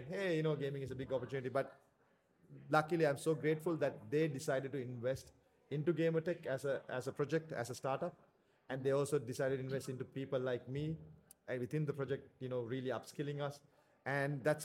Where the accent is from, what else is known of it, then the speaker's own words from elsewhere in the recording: Sri Lanka; in Sri Lanka, at least up when I was growing up